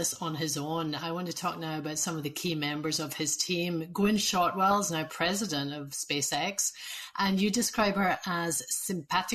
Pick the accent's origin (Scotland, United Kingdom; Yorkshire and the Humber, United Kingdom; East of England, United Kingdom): Scotland, United Kingdom; Glasgow; as a Scot